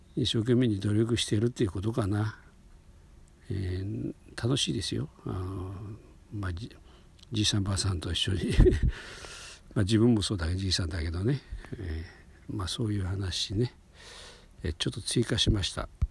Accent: Hokuriku, Japan; 僕は、まあ、北陸の方の出身

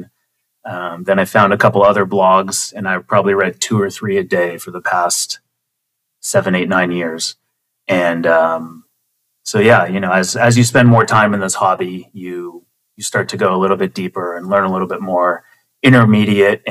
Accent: Southern California, United States; I am from Southern California and still live here, down in San Diego

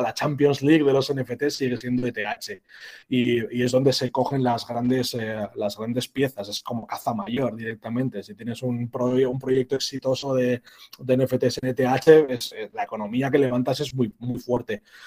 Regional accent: San Sebastián, Basque Country, Spain; soy un vasco, como has comentado, Lucas, y, sí, bueno, soy de, San Sebastián, de, la capital de Guipúzcoa

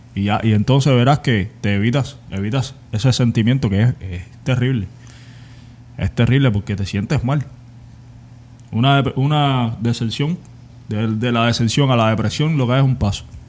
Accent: Cuba; moved away as an adult; Yo soy cubano

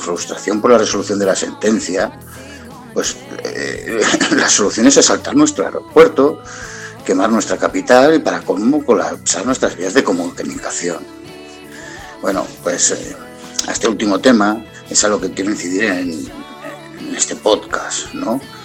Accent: Barcelona, Catalonia, Spain; also born or lived in Montseny; soy de Barcelona, nacido, he vivido 40 años en la capital, 10 años más en el Montseny, es decir, que soy catalán

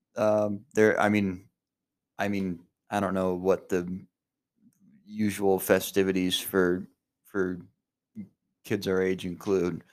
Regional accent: Spearfish, South Dakota, United States; Growing up in Spearfish

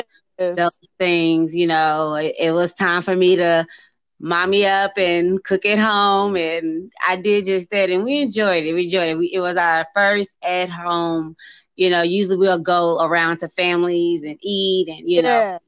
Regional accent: Austin, Texas, United States; also born or lived in Pflugerville, Texas; I'm from Austin, Texas. I was born and I grew up some years in Austin. Then we moved to Pflugerville, just right next to Austin

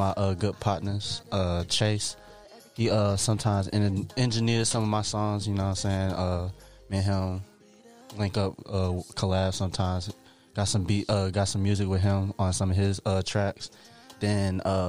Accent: Atlanta, Georgia, United States; also born or lived in Indiana; I was born in Indiana, but I say I'm from Atlanta because I kind of was, you know what I'm saying, raised here

